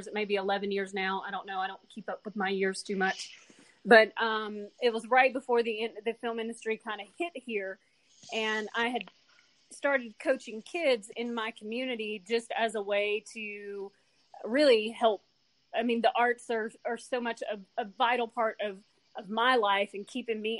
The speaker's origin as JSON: {"language": "English", "country": "United States", "tie": "born or raised there", "said": "I've lived here my whole life."}